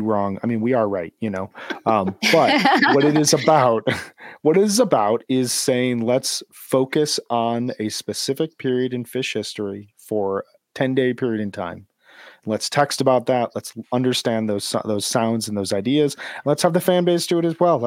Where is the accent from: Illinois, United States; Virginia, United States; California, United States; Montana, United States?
Illinois, United States; Chicago area; born or raised there